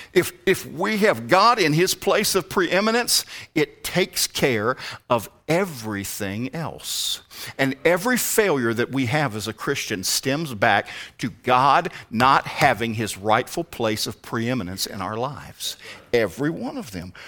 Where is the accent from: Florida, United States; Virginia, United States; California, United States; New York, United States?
Virginia, United States; Richmond; moved away as an adult; also born or lived in Alabama; now in Appalachia, United States; I'm from the Richmond area.